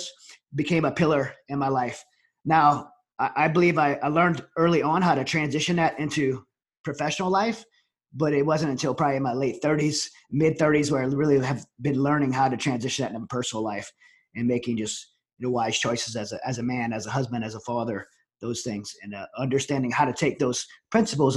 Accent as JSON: {"language": "English", "region": "Southern Louisiana", "country": "United States", "tie": "born or raised there", "moved": "yes", "lives_now": "Prescott, United States", "said": "I grew up in Southern Louisiana"}